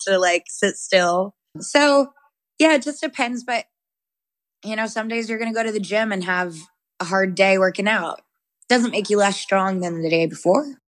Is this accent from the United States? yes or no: yes; the South, United States; I grew up Christian and in the South